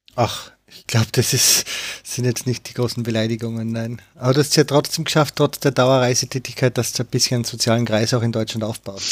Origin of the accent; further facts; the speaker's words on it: Austria; ich bin, bin eben aus Österreich